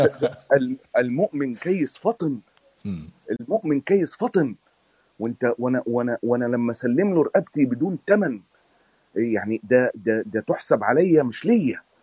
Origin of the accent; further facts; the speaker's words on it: Egypt; moved away as an adult; انا خرجت من مصر